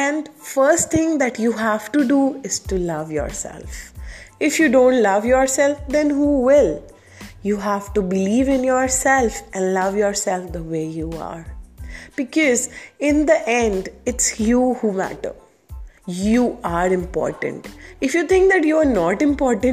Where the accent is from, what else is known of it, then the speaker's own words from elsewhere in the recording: India; I'm from India